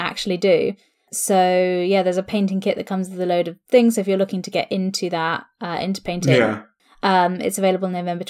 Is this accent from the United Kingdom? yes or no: yes; Welsh, Wales, United Kingdom; I'm Welsh.